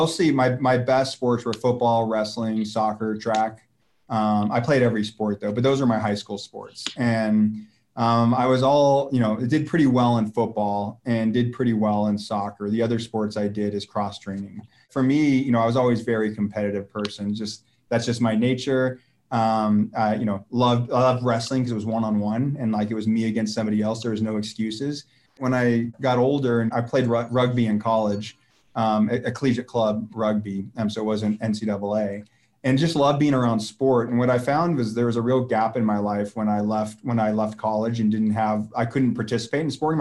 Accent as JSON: {"language": "English", "region": "Arizona", "country": "United States", "said": "I'm from Arizona"}